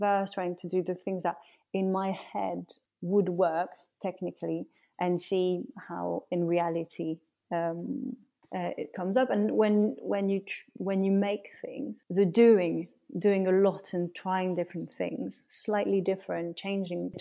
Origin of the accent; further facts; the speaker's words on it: Paris, Île-de-France, France; moved away; also born or lived in Lyon; growing up in Paris